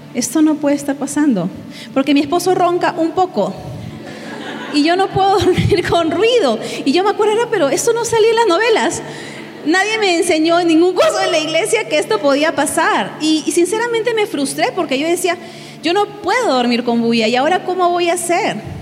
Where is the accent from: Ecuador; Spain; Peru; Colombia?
Peru; moved away as an adult; now in State of Mexico, Mexico; soy de Perú. Hace nueve meses casi llegué con mi familia a México a plantar una iglesia